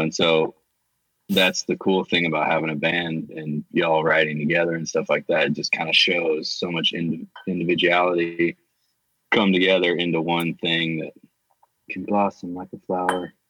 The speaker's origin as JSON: {"language": "English", "region": "Southeast", "country": "United States", "tie": "born or raised there", "also_born_or_lived": "Tennessee / Southern California", "moved": "as an adult", "said": "growing up in the Southeast, my mom was in a bluegrass band. So kind of that whole, uh, in the Blue Ridge Mountains"}